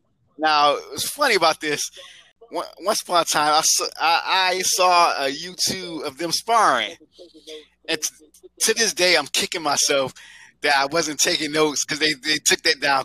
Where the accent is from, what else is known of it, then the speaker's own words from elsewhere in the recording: Michigan, United States; she's actually from, you know, my home state.